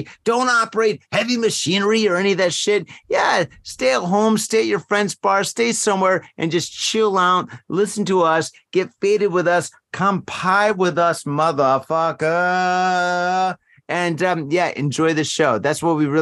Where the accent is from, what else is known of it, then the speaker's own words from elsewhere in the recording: Michigan, United States; now in Japan; I'm from Michigan